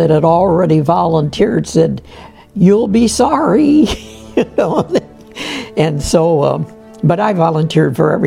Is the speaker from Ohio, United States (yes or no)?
yes; Canton, Ohio, United States; I'm from Canton, Ohio.